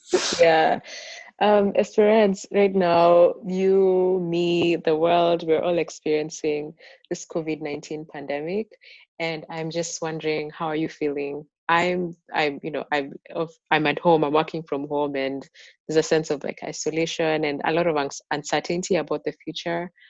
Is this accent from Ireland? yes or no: no; Kenya; moved away; i grew up in Kenya.